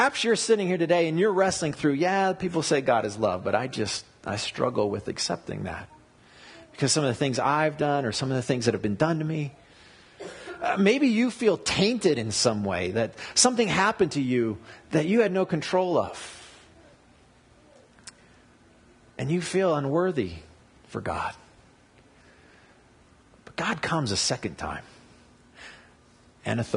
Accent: United States; as an American

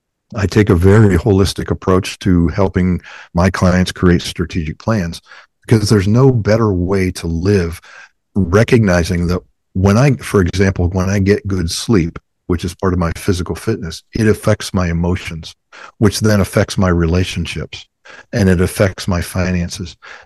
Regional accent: Ohio, United States; Well, hey, I come from Browns country.

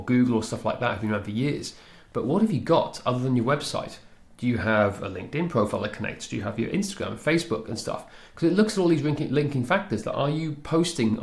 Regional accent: Machynlleth, Wales, United Kingdom; Machynlleth, where I grew up in Mid Wales

